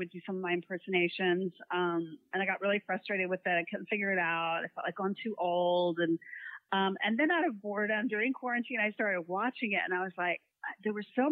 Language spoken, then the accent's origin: English; Florida, United States; my hometown